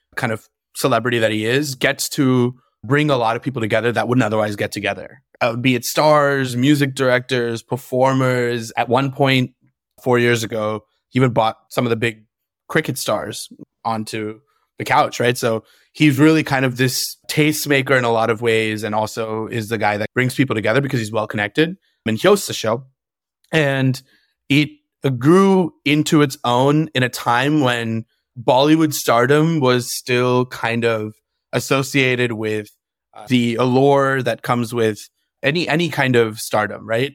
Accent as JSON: {"language": "English", "region": "California", "country": "United States", "said": "we're from California"}